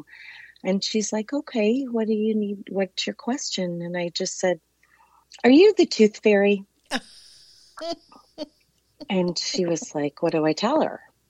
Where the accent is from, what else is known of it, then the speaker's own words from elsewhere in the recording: St. Louis, Missouri, United States; Born and raised in St. Louis